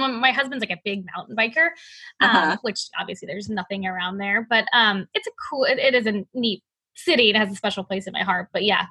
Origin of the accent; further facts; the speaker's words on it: outside of New Orleans, Louisiana, United States; also born or lived in Washington / North Carolina; now in Oregon, United States; I grew up outside of New Orleans.